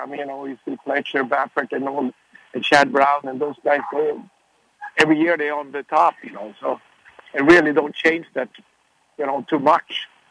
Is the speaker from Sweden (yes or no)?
yes; Sweden; now in United States; I grew up in Sweden